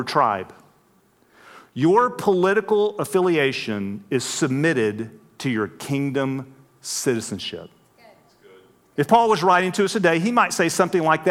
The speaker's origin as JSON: {"language": "English", "region": "West Texas", "country": "United States", "tie": "born or raised there", "moved": "yes", "said": "I grew up out in West Texas. That's why I talk so funny"}